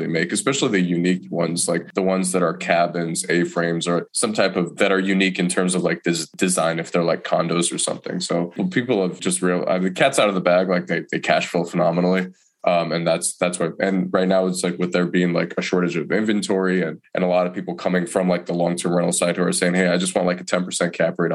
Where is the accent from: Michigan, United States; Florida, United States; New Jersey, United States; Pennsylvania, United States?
Michigan, United States; Detroit; moved away as an adult; now in Asheville, United States; I'm originally from Detroit, Michigan. I didn't want to move back to Detroit